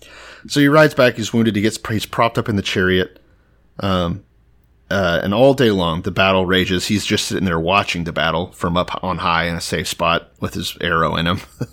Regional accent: Texas, United States; I know I'm the Texan and I'm from there and everything.

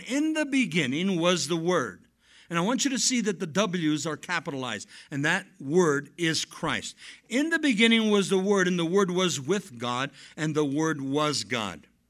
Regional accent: Southern California, United States; moved away as an adult; now in Chihuahuan Desert, southwestern US; Now, I come from Southern California.

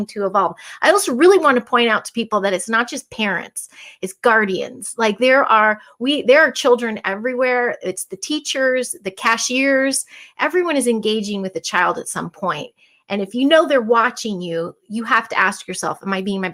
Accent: Chicago, Illinois, United States; I'm from Chicago

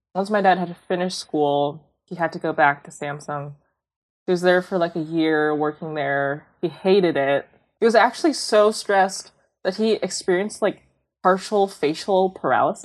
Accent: Bellevue, Washington, United States; I grew up in a suburb called Bellevue

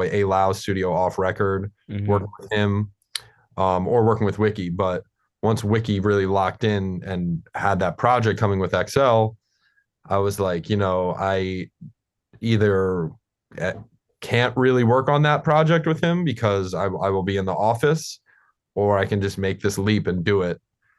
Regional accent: New York City, New York, United States; Like, you know, like we're both born and raised in New York City. So we came up in the scene

